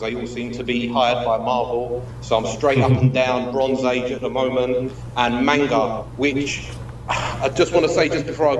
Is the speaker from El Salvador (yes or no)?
no; London, United Kingdom; accent: East London; my East London accent